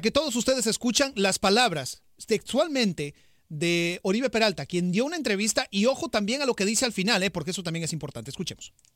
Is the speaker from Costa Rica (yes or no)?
yes; Costa Rica; yo soy costarricense